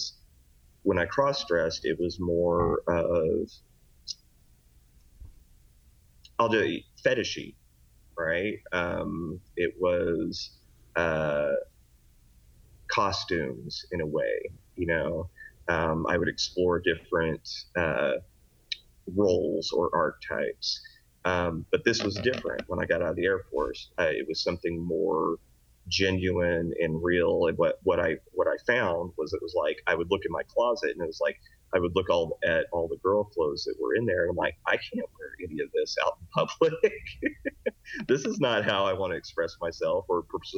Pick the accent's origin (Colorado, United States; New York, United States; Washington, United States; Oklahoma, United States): Oklahoma, United States; also born or lived in Texas; now in Lancaster, California, United States; I was originally born in Oklahoma